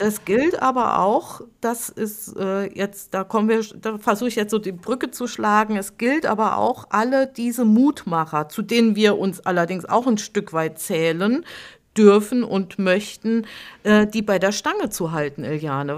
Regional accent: Hunsrück, Rhineland-Palatinate, Germany; meine Heimat, mein Heimatdorf, das war so wunderschöne Nebelschwaden gehüllt

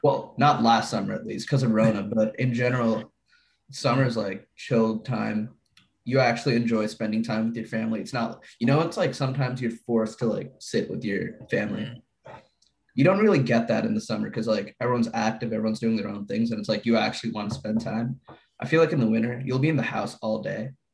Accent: New Jersey, United States; we're from Jersey

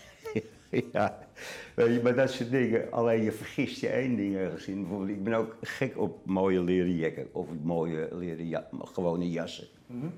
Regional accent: Amsterdam, North Holland, Netherlands; moved away as an adult; Geboren in Amsterdam en uh, tot 63 er ook gewoond

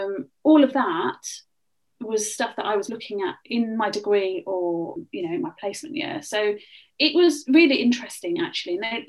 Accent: England, United Kingdom; So I said, I am from the Midlands, and originally I wanted to go to Birmingham.

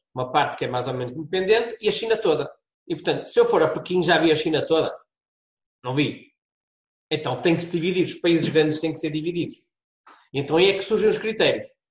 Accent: Braga, Norte, Portugal; moved away as an adult; also born or lived in Porto; sou, sou de Braga, vim para o Porto

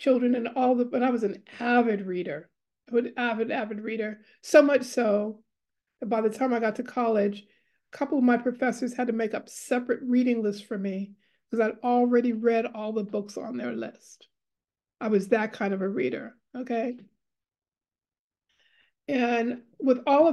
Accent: New York City, New York, United States; also born or lived in Austin, New York; now in West Coast, United States; I'm a Harlem-born girl. So I start off in Harlem. I lived in every borough of New York except for Staten Island at least twice

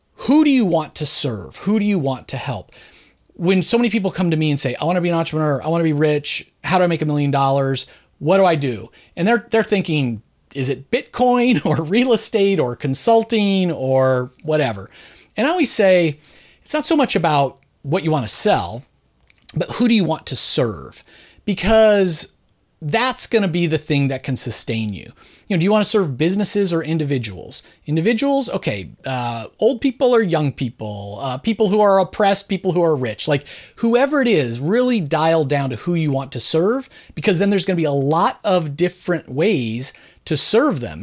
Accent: Southern California, United States; now in Philadelphia, United States; I was born and raised in suburban Southern California

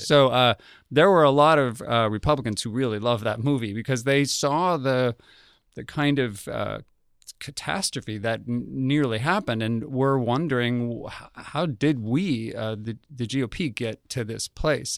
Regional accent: Albuquerque, New Mexico, United States; moved away; I grew up in Albuquerque, New Mexico

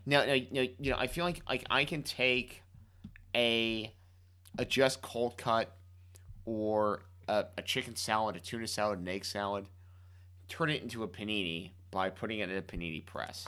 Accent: Miami, Florida, United States; moved away; growing up in Miami

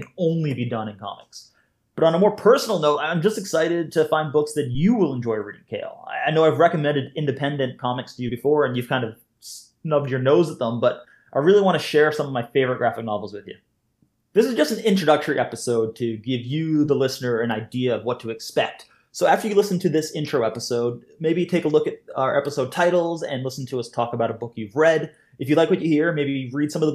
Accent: Canada; also born or lived in Glasgow, Scotland; now in Scotland, United Kingdom; I'm a Canadian cartoonist and comics educator living just outside of Glasgow in Scotland.

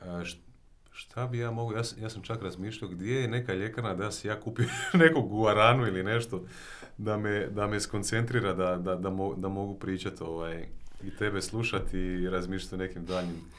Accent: Osijek, Osijek-Baranja County, Croatia; ja sam inače iz Osijeka, ovaj, mhm. djetinstvo sam tamo proveo

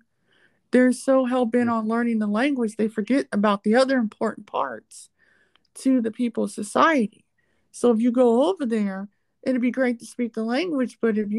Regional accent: United States; I'm American

